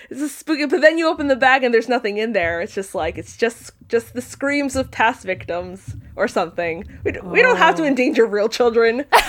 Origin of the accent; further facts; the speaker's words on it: Spain; moved away; where I grew up in Spain